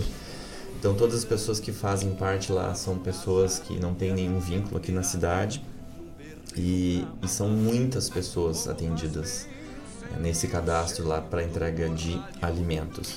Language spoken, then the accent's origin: Portuguese; Sertão Santana, Rio Grande do Sul, Brazil; also born or lived in Mariana Pimentel / Cachoeira do Sul / Guaíba; De lá fui a Sertão Santana, que é a minha terra, que também foi Guaíba